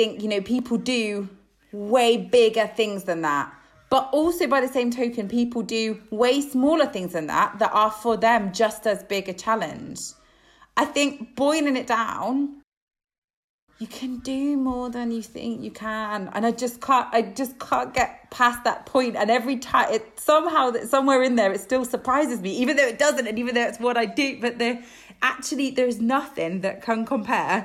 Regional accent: Isle of Man; moved away; growing up on the Isle of Man

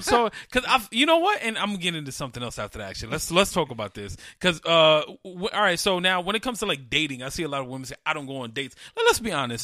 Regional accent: New York City, New York, United States; I grew up in Carver Projects, 104th and Madison, east side of Harlem

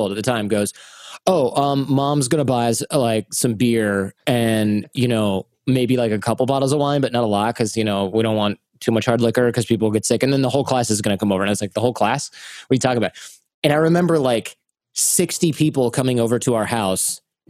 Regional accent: Michigan, United States; moved away; also born or lived in Mexico / Serbia / China; I grew up in Michigan

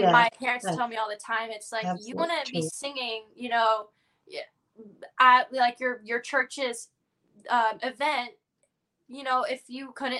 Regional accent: Florida, United States; being born and raised in Florida

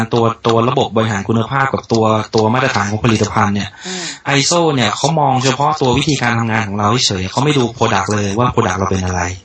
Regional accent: Saraburi, Thailand; moved away as an adult; also born or lived in Bangkok / Nakhon Ratchasima; ผมเป็นคนสระบุรี

